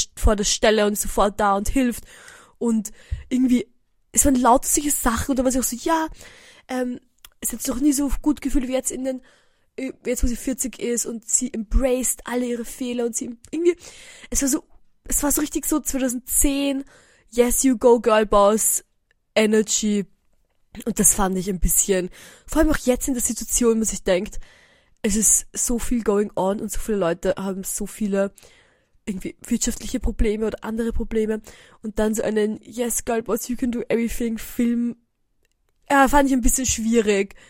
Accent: Eisenstadt, Burgenland, Austria; moved away; wir sind aus Eisenstadt

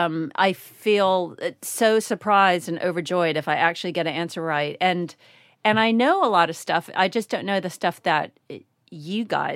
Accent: United States; I'm from America

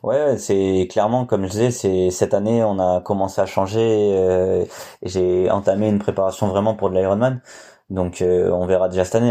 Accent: Nice, Provence-Alpes-Côte d'Azur, France; je suis niçois

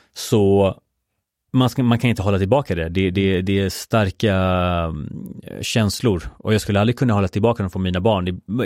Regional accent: Sweden; also born or lived in Chile; jag kom till Sverige när jag var fyra år

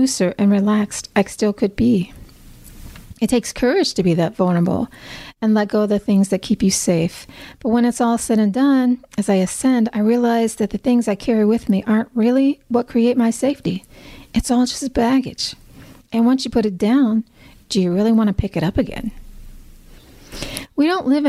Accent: United States; As an American

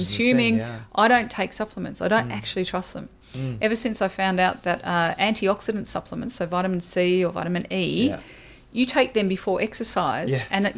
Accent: Australia; I'm Australian

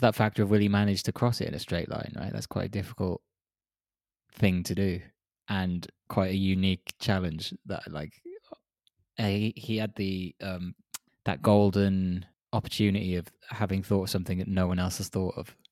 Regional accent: Wales, United Kingdom; now in Prague, Czechia; as a Welshman.

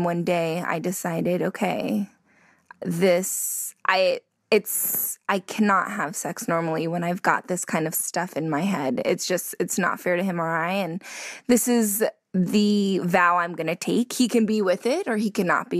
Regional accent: California, United States; I'm from California

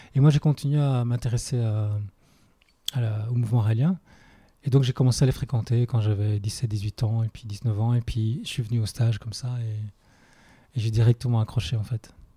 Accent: Belgium; moved away; je viens de Belgique à la base.

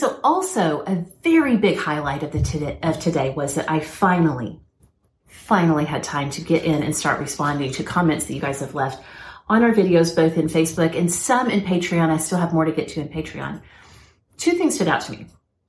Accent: Oklahoma, United States; my dad is from South Texas. I grew up in Oklahoma.

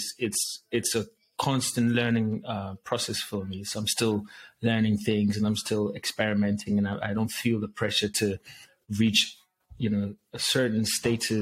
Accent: Ghana; I was raised in Ghana

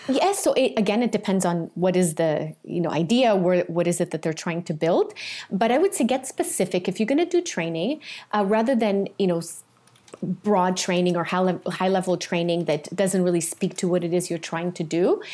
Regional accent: Portugal; I grew up in Portugal and we, you know, in a farm.

